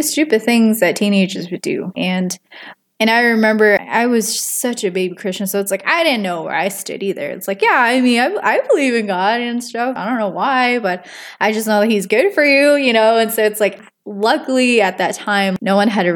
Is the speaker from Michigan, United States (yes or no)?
no; Minnesota, United States; also born or lived in Wisconsin; I was born in Wisconsin, but we had moved to Minnesota when I was in third grade, so I must have been nine, because there wasn't a lot of job opportunities where we were living. Yeah, and then we've stayed in Minnesota since